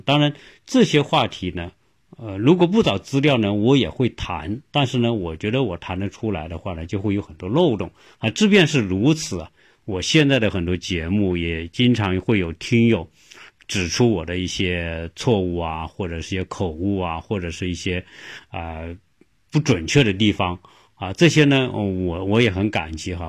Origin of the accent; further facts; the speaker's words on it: China; now in United States; 不像我们中国人喜欢往国外跑